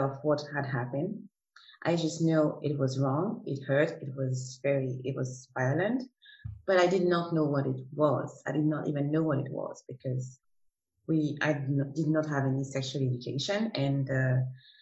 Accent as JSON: {"language": "English", "country": "Martinique", "moved": "yes", "lives_now": "Zurich, Switzerland", "said": "I come from Martinique, and currently live in Zurich, in Switzerland"}